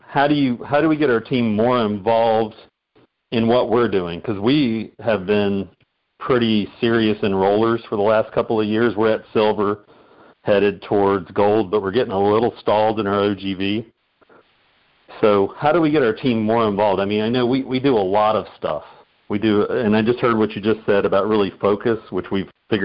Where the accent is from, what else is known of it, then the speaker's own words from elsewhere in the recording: Panama City Beach, Florida, United States; accent: southern; now in Venice, Florida, United States; Well, I grew up in Panama City Beach, Florida, which we called it L.A., Lower Alabama.